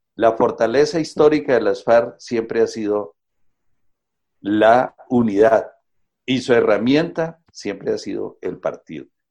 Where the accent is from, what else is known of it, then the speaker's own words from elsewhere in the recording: Colombia; las mayorías de este país podamos ponernos a pensar como colombianos